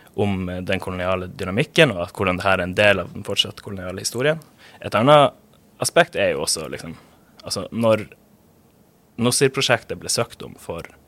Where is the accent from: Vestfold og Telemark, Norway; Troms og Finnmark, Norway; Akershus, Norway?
Troms og Finnmark, Norway; Pasvik; jeg vokste opp i Pasvik utenfor Kirkenes i Øst-Finnmark